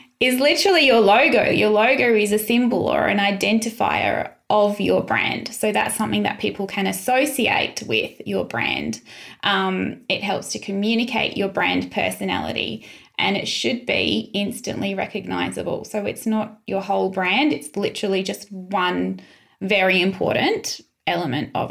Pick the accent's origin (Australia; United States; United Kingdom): Australia; Sunshine Coast, Queensland; now in Adelaide, Australia; I grew up in the Sunshine Coast